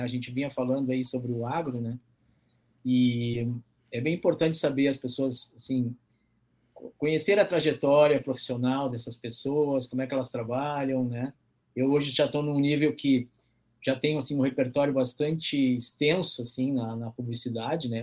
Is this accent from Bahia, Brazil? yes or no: no; Porto Alegre, Rio Grande do Sul, Brazil; eu nasci na cidade, né, Porto Alegre, que é a capital do Rio Grande do Sul